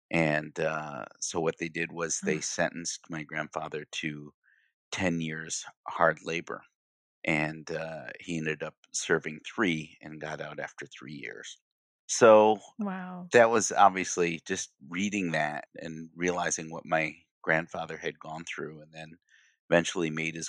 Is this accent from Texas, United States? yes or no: no; Kalamazoo, Michigan, United States; because being born and raised in Kalamazoo, Michigan, I think our family has always had a strong identity of being proud of who we are